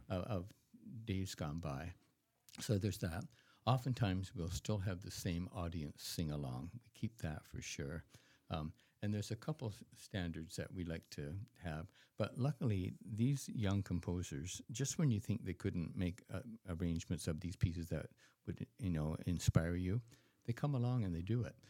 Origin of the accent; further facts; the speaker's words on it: Canada; as a Canadian